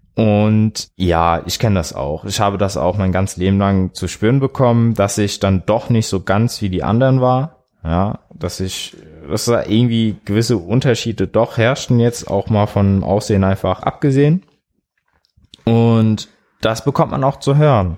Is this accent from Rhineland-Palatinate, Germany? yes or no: yes; Bad Kreuznach, Rhineland-Palatinate, Germany; aus Bad Kreuznach. Ist so bei Mainz.